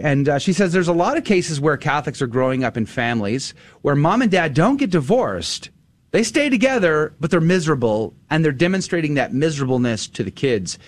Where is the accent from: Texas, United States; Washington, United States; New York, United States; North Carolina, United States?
Texas, United States; San Antonio; I went to high school there